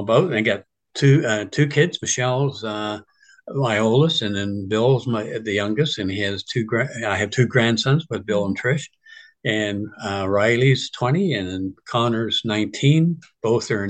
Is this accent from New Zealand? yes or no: no; Richmond Hill, Ontario, Canada; also born or lived in Toronto, Canada; I was born in Toronto, and family moved from Danforth up to Richvale in 1947. So it was really rural country back then. And I went to Carville Public School